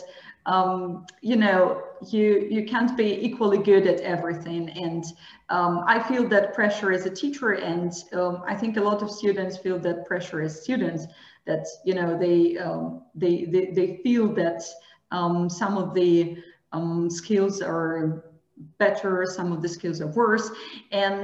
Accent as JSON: {"language": "English", "town": "Barnaul", "region": "Altai Krai", "country": "Russia", "second_language": "English", "moved": "as an adult", "lives_now": "Saint Petersburg, Russia", "said": "originally I'm from Siberia. I'm from Barnaul"}